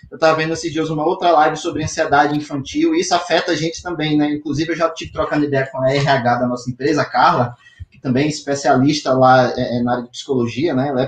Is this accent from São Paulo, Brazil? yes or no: no; Maranhão, Brazil; Engarrachou, como fala o maranhense. Eu sou maranhense.